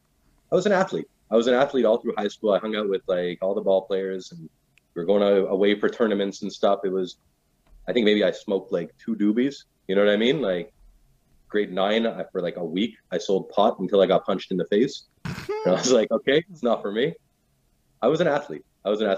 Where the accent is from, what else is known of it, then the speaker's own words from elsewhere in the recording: Dollard-des-Ormeaux, Quebec, Canada; West Island.